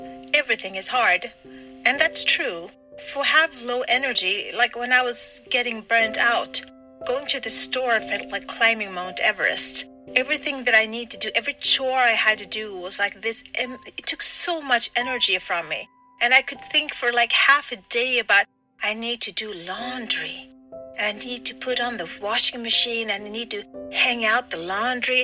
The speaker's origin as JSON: {"language": "English", "country": "Sweden", "said": "I'm from Sweden"}